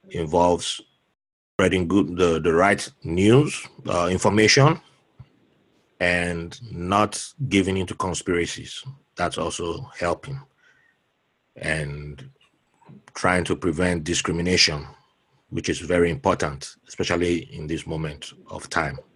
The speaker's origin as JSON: {"language": "English", "town": "Jos", "region": "Plateau", "country": "Nigeria", "tie": "born or raised there", "also_born_or_lived": "Benin City", "moved": "yes", "said": "I have a Ghanaian background, but I, am okay. I was, I was born in Jos."}